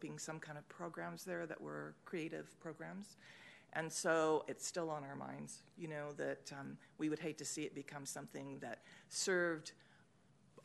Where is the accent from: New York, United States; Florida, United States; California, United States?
California, United States; Sacramento; I was born and baptized in North Sacramento. And then what do you know, I'm living there now